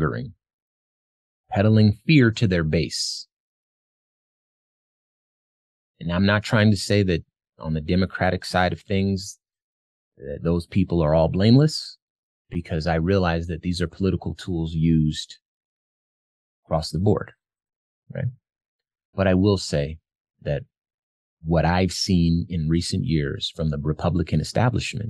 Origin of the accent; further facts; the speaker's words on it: Arizona, United States; my home state of Arizona